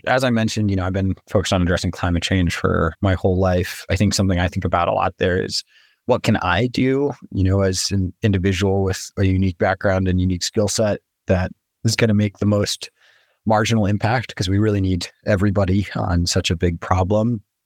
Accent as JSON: {"language": "English", "region": "New Mexico", "country": "United States", "tie": "born or raised there", "said": "I was born and raised in New Mexico"}